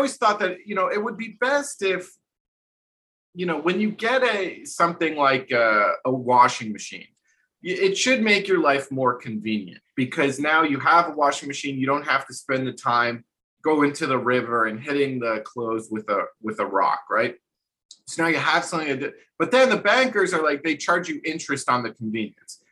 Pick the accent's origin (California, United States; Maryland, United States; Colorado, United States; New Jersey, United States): New Jersey, United States; growing up in New Jersey